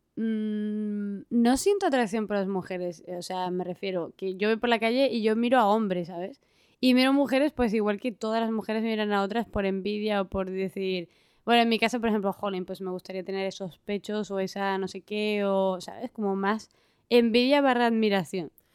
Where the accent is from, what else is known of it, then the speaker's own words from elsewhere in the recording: Spain; Soy del norte de España